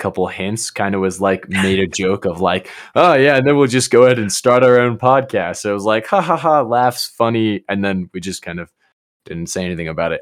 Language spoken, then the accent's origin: English; Colorado Springs, Colorado, United States; also born or lived in Georgia; moved here when I was like one. I was born in Georgia, but all I can remember is Colorado.